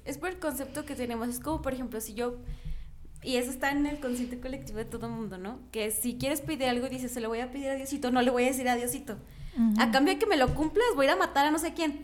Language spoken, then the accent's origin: Spanish; Mexico; como mexicanos es parte de nosotros el Día de Muertos